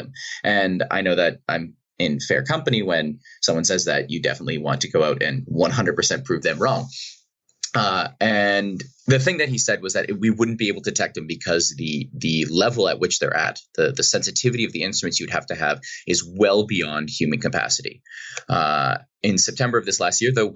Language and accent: English; Boston, Massachusetts, United States; now in British Columbia, Canada; I grew up in Boston, outside of Boston in Massachusetts